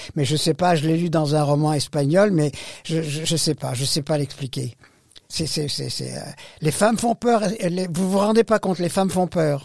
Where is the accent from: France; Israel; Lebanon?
Lebanon; Beirut, Beirut Governorate; moved away; je, suis né au Liban. Je suis né à Beyrouth